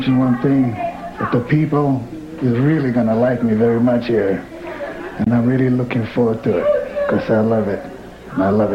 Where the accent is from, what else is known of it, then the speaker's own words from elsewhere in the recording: Fiji; moved away; also born or lived in Honolulu, Hawaii, United States; I'm from the Fiji Islands, which is the paradise of the South Pacific. And I was born and raised in the Fiji Islands, raised up in Honolulu, Hawaii